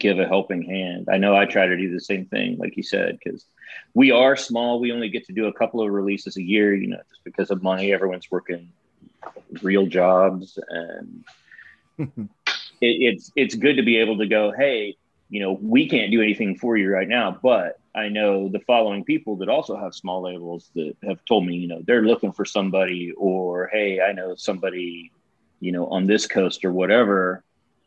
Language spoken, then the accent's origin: English; Kansas, United States; moved away; also born or lived in St. Louis; I grew up in Kansas and then moved around